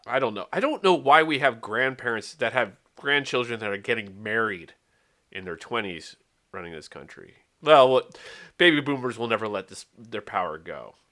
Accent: Wales, United Kingdom; I'm Welsh, not English

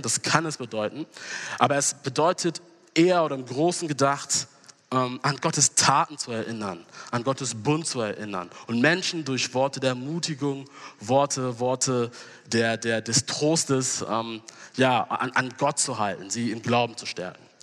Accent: Hamburg, Germany; moved away; also born or lived in Gießen; ich komm aus Hamburg, aber wir haben in den letzten Jahren in Gießen gelebt

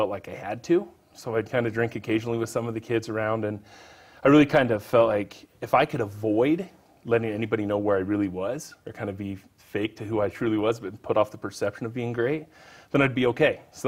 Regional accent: Wendell, Idaho, United States; In Wendell, Idaho.

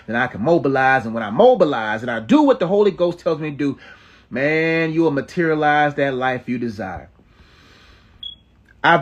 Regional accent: Nigeria; I'm Nigerian

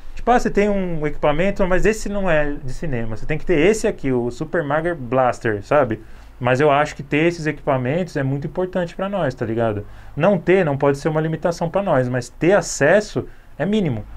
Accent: São Paulo, Brazil; sou do Capão Redondo

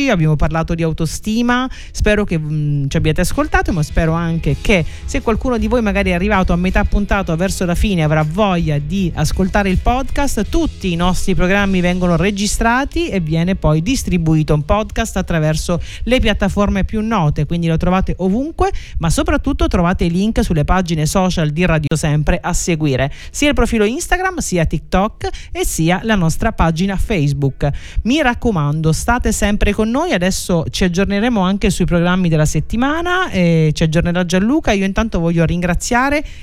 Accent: Sicily, Italy; siamo siciliani

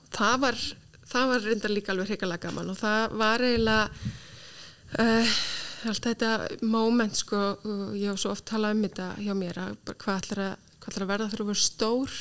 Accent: Reykjavík, Capital Region, Iceland; moved away as an adult; also born or lived in United Kingdom; ég er alveg vestubæðingur í sko húð og hár og mikill káringur

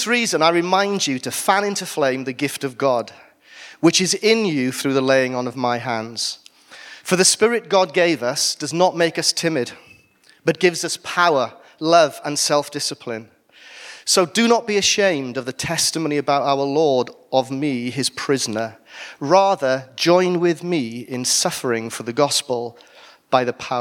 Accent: Wales, United Kingdom; I'm Welsh

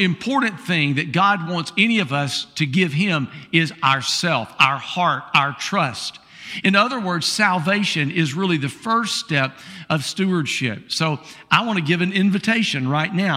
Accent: Columbia, South Carolina, United States; I'm the guy from South Carolina, uh, from Columbia, South Carolina

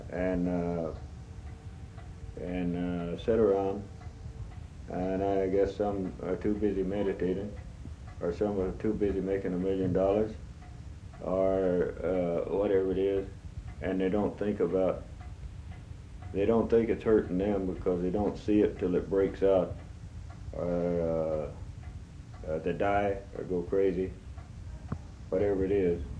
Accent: United States; that is, I'm an Indian.

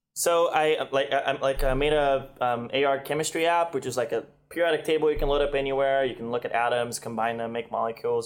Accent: Brazil; moved away as an adult; now in United States; I was from Brazil

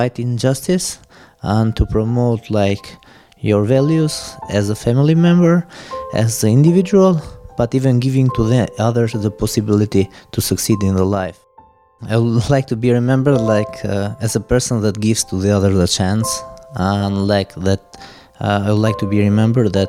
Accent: Tirana, Tirana County, Albania; born or raised there; also born or lived in Lismat (birthplace, Albania)

